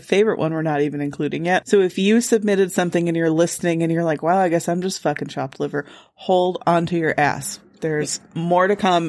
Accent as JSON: {"language": "English", "town": "Lombard", "region": "Illinois", "country": "United States", "tie": "born or raised there", "said": "I grew up in Lombard, Illinois."}